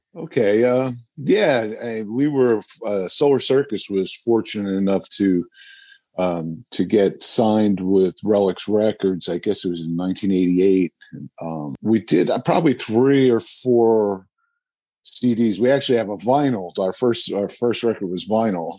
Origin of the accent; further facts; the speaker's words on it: New Jersey, United States; growing up in New Jersey and being musicians